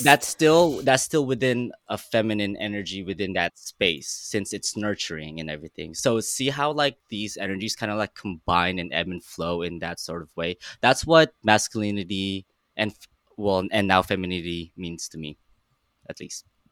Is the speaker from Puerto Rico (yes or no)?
no; Philippines; now in Los Angeles, United States; I'm Filipino. I immigrated from the Philippines about almost, oh my God, 16 years ago. I'm a LA creative